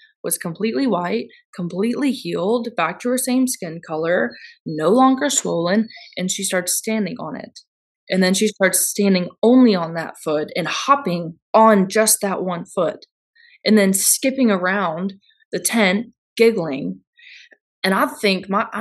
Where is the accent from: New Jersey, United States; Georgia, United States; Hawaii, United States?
Georgia, United States; We're not from there. We're from Georgia